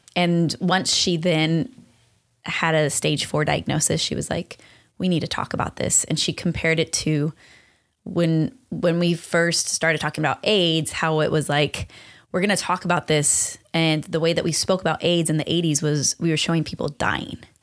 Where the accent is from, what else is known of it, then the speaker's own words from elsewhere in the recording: Long Beach, California, United States; also born or lived in West Covina, California / Hesperia, California; we grew up in Long Beach